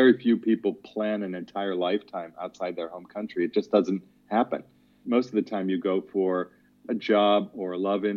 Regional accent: Youngstown, Ohio, United States; moved away as an adult; also born or lived in New York / Vienna, Austria; now in Prague, Czech Republic; I grew up in Youngstown, Ohio

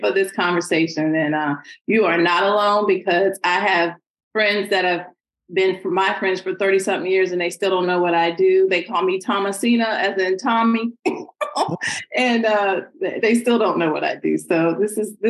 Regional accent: Greenville, South Carolina, United States; moved away as an adult; also born or lived in Ridgeland, South Carolina / Pennsylvania; now in Atlanta, United States; I am a grits girl raised in the South by way of Greenville, South Carolina. I grew up in Greenville

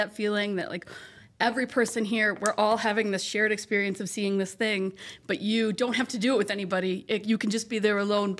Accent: California, United States; moved away; I grew up in California in like the 2010s

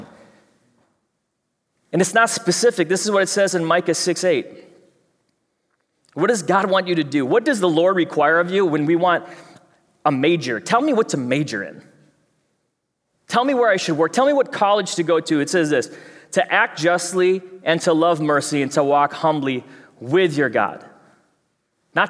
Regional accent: Fridley, Minnesota, United States; I know you can't tell with my accent, but I'm from Fridley.

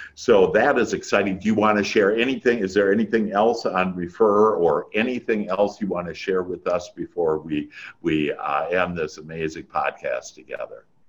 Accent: Wisconsin, United States; moved away; I'm originally from Wisconsin. That's where that accent is

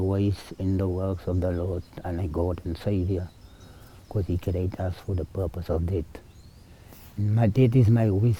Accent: Citrusdal, Western Cape, South Africa; from Citrusdal. I'm a bushman.

